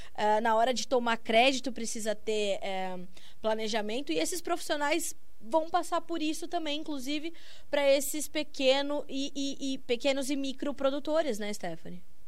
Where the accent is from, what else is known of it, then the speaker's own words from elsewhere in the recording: São Paulo, Brazil; Eu também sou de São Paulo